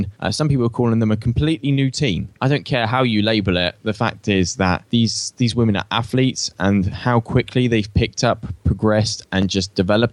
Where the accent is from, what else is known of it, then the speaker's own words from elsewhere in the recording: Australia; accent: Aussie; my Aussie accent